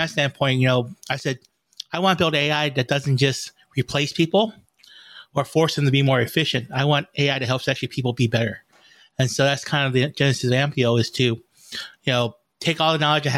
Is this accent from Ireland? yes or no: no; Vietnam; now in United States; I'm an immigrant from Vietnam.